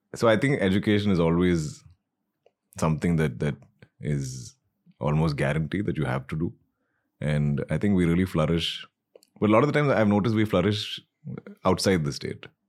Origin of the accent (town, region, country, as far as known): Malayali, Kerala, India